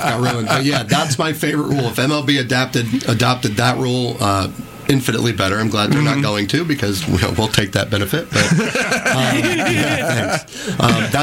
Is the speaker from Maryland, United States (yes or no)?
no; New Jersey, United States; I'm a Philly guy. I'm from South Jersey.